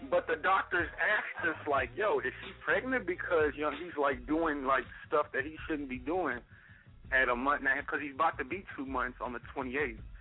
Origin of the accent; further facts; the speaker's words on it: Kansas City, Missouri, United States; now in Philadelphia, United States; which is my hometown. I'm from Kansas City, Missouri. Now living in Philadelphia, PA